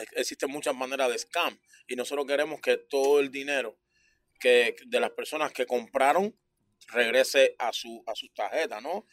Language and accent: Spanish; Cuba; moved away as an adult; now in Toronto, Canada; nosotros como cubanos tenemos, tenemos mucho